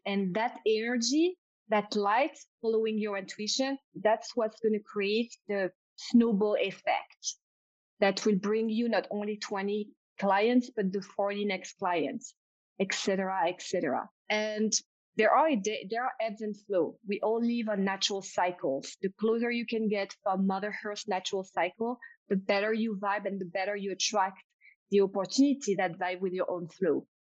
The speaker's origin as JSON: {"language": "English", "country": "France", "accent": "French", "second_language": "English", "said": "my French accent"}